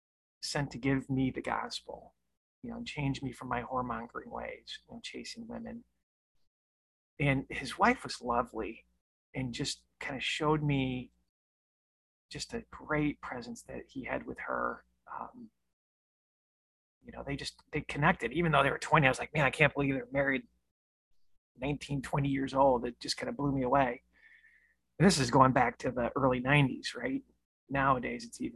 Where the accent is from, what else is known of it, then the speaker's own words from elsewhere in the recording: Michigan, United States; I'm from Michigan